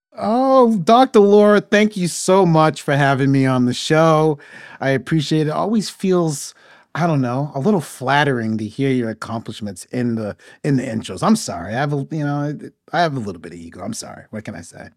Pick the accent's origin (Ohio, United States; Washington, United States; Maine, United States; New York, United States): Maine, United States; moved away as an adult; now in Atlanta, United States; I'm originally from Maine, grew up in Maine